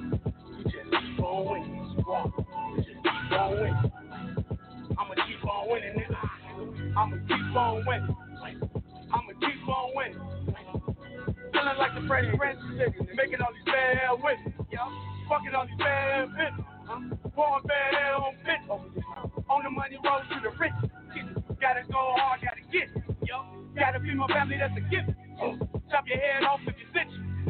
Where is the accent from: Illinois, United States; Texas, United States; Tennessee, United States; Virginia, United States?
Illinois, United States; Chicago; And I'm from Chicago, and we just try to get a little bit hard out here.